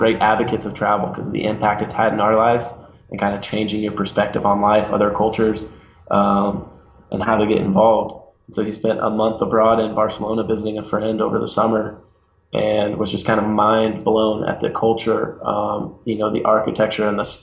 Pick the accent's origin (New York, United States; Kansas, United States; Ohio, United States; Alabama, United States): Kansas, United States; Lawrence; moved away as an adult; now in California, United States; I was born and raised in Lawrence, Kansas, which in my mind is one of the greatest towns in the world